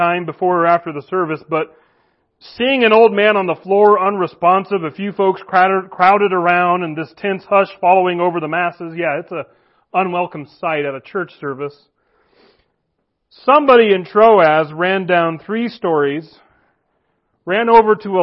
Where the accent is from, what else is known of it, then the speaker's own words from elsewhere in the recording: Kamiah, Idaho, United States; Valley View Nazarene, which is the church I grew up at in Kamiai